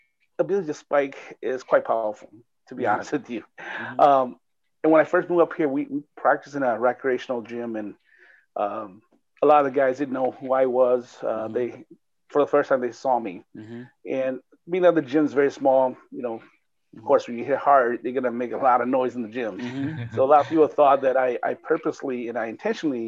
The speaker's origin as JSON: {"language": "English", "town": "Minneapolis", "region": "Minnesota", "country": "United States", "also_born_or_lived": "California", "moved": "yes", "said": "I was from Twin Cities here, moved to California in 82, and then came back in 88"}